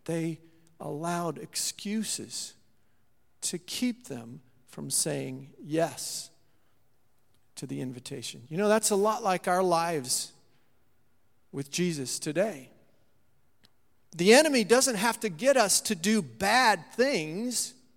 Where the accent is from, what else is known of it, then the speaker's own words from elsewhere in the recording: Saint Marys, United States; my hometown there in Saint Mary's